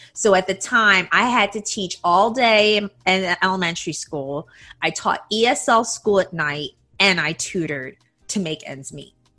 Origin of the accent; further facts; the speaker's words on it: United States; moved away as an adult; now in Taiwan; I grew up in the United States